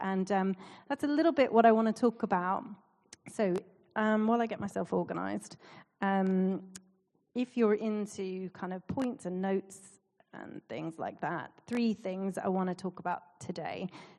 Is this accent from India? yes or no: no; Canada; accent: Canadian; But so I've lost my Canadian accent, but my mum and dad are visiting, so I will slip into that sometimes.